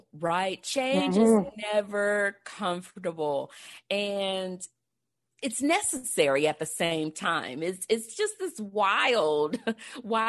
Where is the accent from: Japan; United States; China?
United States; Texas; I'm from Texas